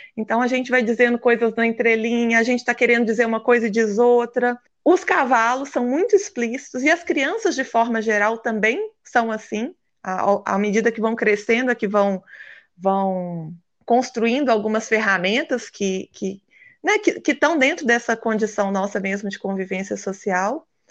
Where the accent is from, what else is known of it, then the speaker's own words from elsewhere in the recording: Minas Gerais, Brazil; como boa mineira